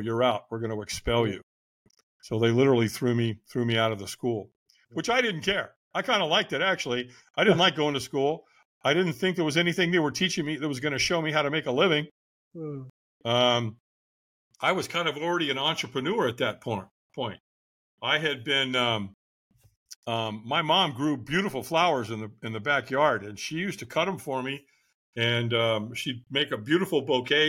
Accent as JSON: {"language": "English", "town": "Long Beach", "region": "California", "country": "United States", "tie": "born or raised there", "also_born_or_lived": "Hollywood, California", "said": "I moved from Hollywood, California to Long Beach, California"}